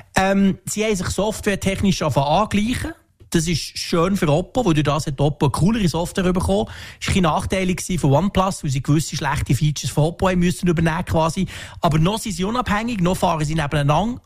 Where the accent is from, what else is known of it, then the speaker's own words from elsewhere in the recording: Switzerland; bei uns in der Schweiz